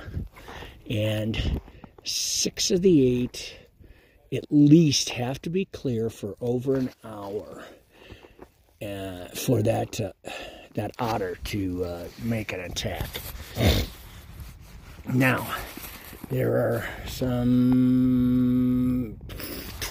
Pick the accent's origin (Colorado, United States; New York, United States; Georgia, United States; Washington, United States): Colorado, United States; growing up around Colorado and the resorts